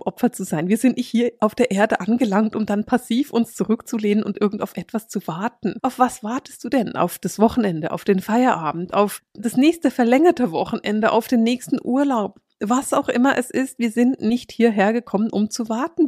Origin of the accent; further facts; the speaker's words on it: Bern, Switzerland; Ich bin in Bern aufgewachsen und hänge an meinen Berner Bands